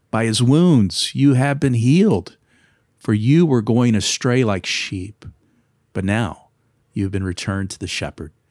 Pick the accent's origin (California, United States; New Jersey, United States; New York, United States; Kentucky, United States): Kentucky, United States; I'm from Kentucky.